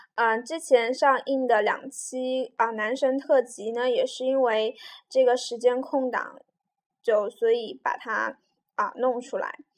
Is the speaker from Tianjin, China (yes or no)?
no; Jiujiang, Jiangxi, China; also born or lived in Nanchang; 我家乡是九江嘛，那一个很小的城市